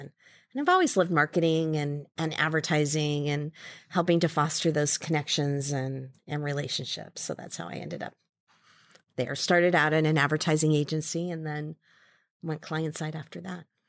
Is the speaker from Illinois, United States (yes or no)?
no; Ames, Iowa, United States; moved away as an adult; also born or lived in Saratoga, California; now in San Francisco, United States; I grew up in Ames, Iowa